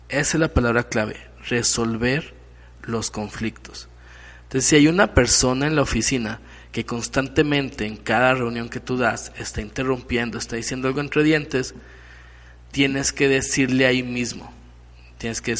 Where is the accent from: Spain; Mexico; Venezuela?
Mexico; Aparte esto como mexicanos nos pone en un mal en un mal lugar.